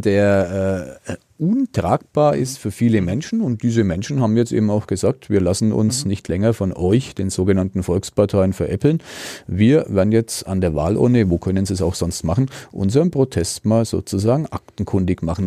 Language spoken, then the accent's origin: German; Germany; als Deutscher